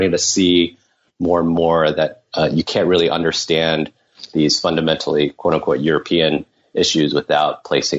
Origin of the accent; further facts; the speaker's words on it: Taiwan; moved away as an adult; now in United States; I was born in the U.S., but I grew up mainly in Taiwan. I moved back with my parents when I was 6 years old and spent ages 6 to 18 there. And then I came as an undergrad to the U.S.